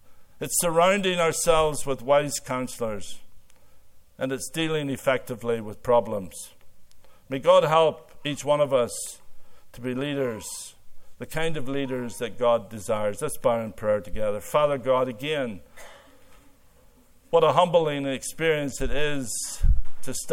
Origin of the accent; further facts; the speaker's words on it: Northern Ireland, United Kingdom; moved away as an adult; now in Canada; growing up in Ireland